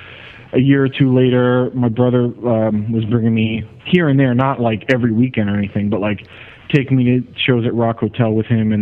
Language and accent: English; Ewing, New Jersey, United States; I grew up in New Jersey, in a suburb of Trenton called Ewing.